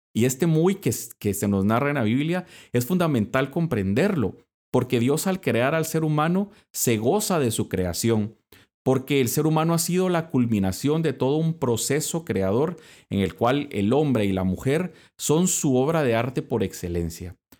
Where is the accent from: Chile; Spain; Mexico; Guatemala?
Guatemala; moved away; soy fraile dominico y soy de Guatemala